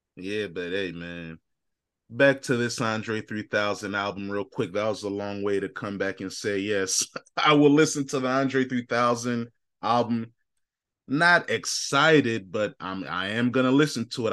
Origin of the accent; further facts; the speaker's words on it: Chicago, Illinois, United States; I'm from Chicago